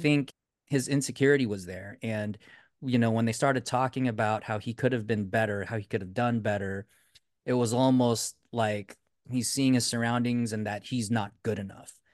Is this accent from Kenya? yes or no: no; United States; we're Americans